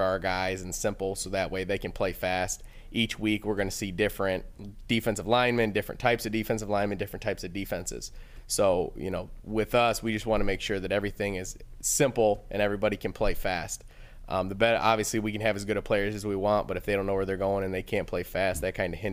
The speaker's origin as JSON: {"language": "English", "town": "Monroe", "region": "Michigan", "country": "United States", "tie": "born or raised there", "lives_now": "Midland, United States", "said": "I actually grew up in Monroe, Michigan, in Southeast Michigan"}